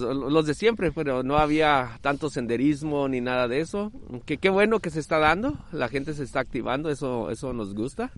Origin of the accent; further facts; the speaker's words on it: Tijuana, Baja California, Mexico; also born or lived in Jalisco; soy de Jalisco, pero criado en Tijuana desde los ocho años.